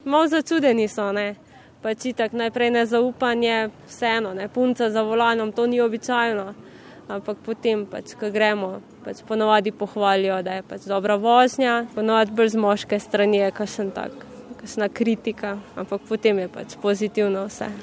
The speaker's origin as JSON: {"language": "Slovenian", "town": "Cerkno", "country": "Slovenia", "also_born_or_lived": "Ljubljana", "said": "prihajam iz Cerkna"}